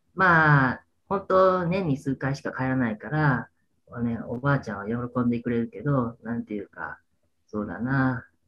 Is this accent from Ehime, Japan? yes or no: no; Hyogo, Japan; moved away as an adult; also born or lived in Chiba; 僕の実家の近く、まあ、神戸に住んでた